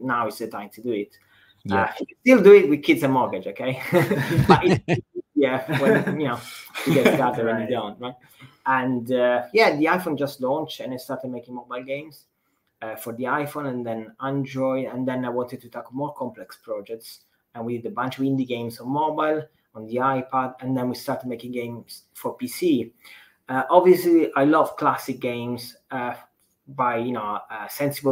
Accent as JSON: {"language": "English", "country": "Italy", "tie": "born or raised there", "said": "I grew up in Italy"}